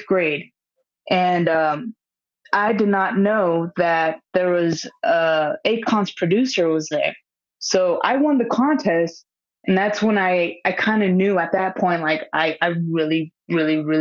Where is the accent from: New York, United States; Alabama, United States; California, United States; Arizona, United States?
California, United States; Fresno; moved away as an adult; now in Florida, United States; I'm from Fresno, California, actually recently moved to Florida